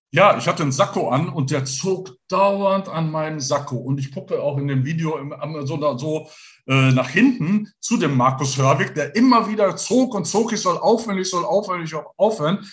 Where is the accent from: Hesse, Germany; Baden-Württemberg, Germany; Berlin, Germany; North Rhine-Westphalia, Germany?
North Rhine-Westphalia, Germany; Gelsenkirchen; Ich bin in Gelsenkirchen geboren